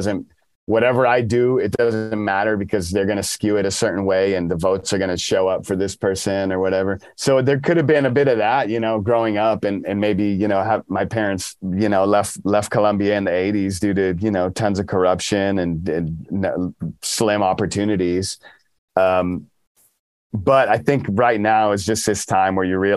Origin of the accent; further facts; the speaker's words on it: Dallas, Texas, United States; now in Austin, United States; I grew up in Dallas